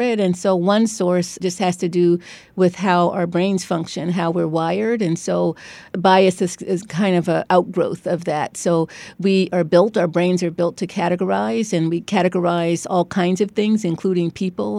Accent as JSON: {"language": "English", "town": "Cleveland", "region": "Ohio", "country": "United States", "tie": "born or raised there", "also_born_or_lived": "Beachwood, Ohio / New Haven, Connecticut", "moved": "as an adult", "lives_now": "Stanford, United States", "said": "I grew up in Cleveland in an all-black neighborhood. And when I was twelve years old, my parents announced we were moving, uh, to an all-white, um, sub-, suburb"}